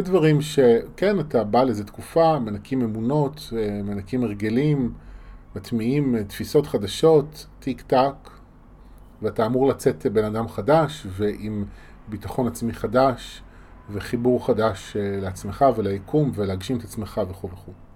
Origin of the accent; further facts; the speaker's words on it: Israel; בשבילנו כישראלים